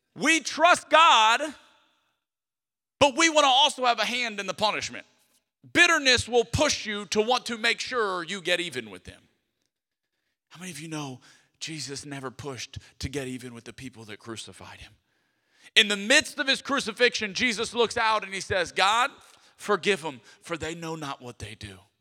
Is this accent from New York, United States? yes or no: no; Lafayette, Louisiana, United States; I'm from Lafayette, Louisiana, I'm a Cajun